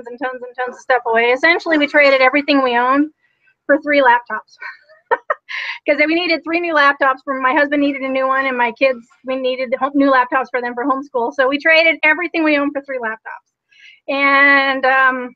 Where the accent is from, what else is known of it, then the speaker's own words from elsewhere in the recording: Utah, United States; I am originally from Utah